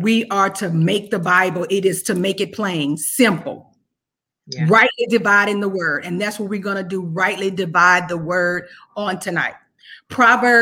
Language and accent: English; Clinton, Louisiana, United States; I'm from Louisiana, born and raised in Clinton, Louisiana